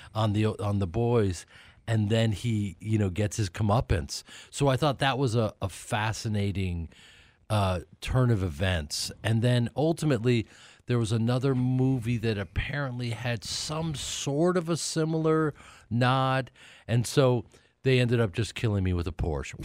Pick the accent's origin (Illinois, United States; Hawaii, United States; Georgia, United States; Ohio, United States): Illinois, United States; Chicago; now in Los Angeles, United States; I grew up in Chicago, and I spent all of my summers at Alcart Lake, Wisconsin